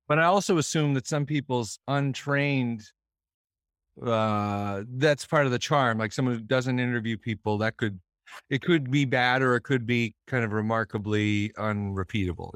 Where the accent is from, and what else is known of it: Boston, Massachusetts, United States